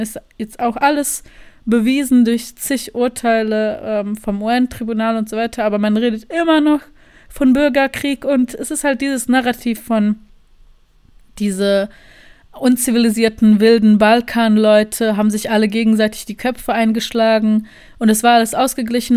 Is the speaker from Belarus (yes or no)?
no; Sarajevo, Federation of Bosnia and Herzegovina, Bosnia & Herzegovina; moved away as an adult; also born or lived in Germany; now in Berlin, Germany; ich bin aus Sarajevo, ich bin jetzt seit zwei Wochen in Berlin